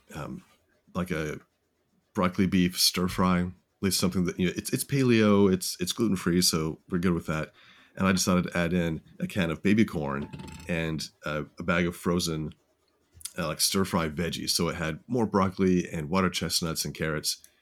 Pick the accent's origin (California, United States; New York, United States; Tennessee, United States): Tennessee, United States; now in San Antonio, United States; grew up in Tennessee